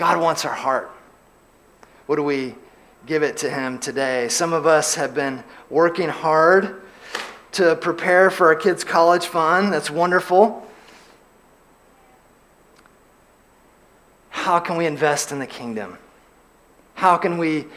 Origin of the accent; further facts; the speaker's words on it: LaGrange, Georgia, United States; I grew up in LaGrange, Georgia, and in LaGrange, Georgia, we have a lake